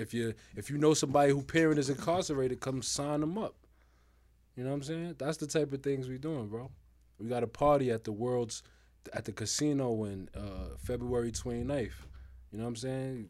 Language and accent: English; New York City, New York, United States; I'm from Harlem, man. Represent Harlem